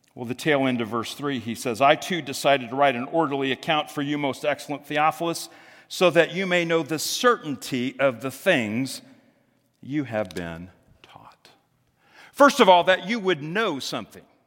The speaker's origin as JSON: {"language": "English", "town": "Greenwood", "country": "United States", "tie": "born or raised there", "said": "I remember growing up in Greenwood"}